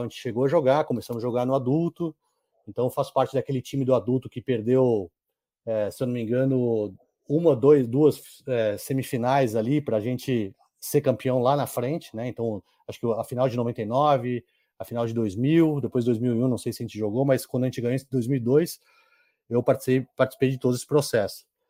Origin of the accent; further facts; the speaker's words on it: São José dos Campos, São Paulo, Brazil; also born or lived in Caribbean; eu moro aqui em São José desde os seis anos de idade, então eu me considero joseense